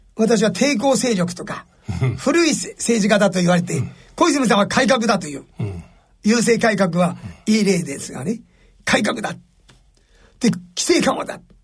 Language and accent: Japanese; Ashoro, Hokkaido, Japan; 北海道、阿蘇郡、うん、阿蘇町、お用地というですね、あの、山の中です。昭和36年までランプ生活でした